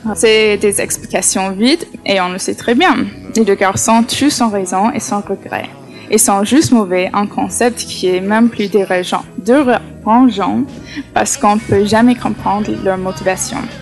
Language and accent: French; United States; je suis américaine